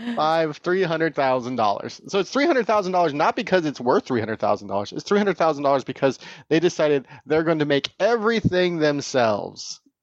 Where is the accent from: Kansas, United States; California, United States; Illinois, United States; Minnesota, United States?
California, United States; Tehachapi; now in Bay Area, United States; I grew up in Tatchby